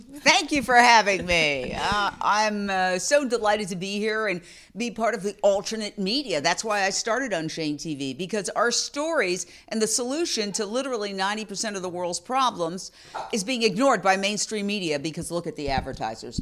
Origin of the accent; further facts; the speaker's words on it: New York City, New York, United States; I grew up in Midtown Manhattan, We live directly across from Carnegie Hall